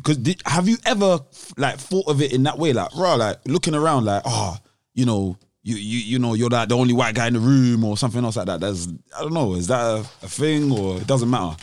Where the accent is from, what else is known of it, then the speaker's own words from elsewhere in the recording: London, United Kingdom; being from London